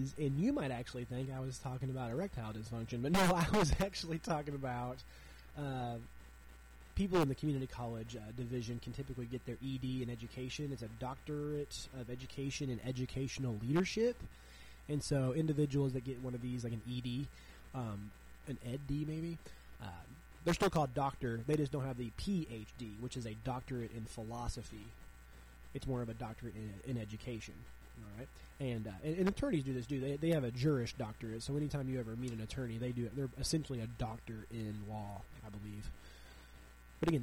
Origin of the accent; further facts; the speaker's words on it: Southwest Missouri, United States; moved away as an adult; now in Chicago, United States; I'm from Southwest Missouri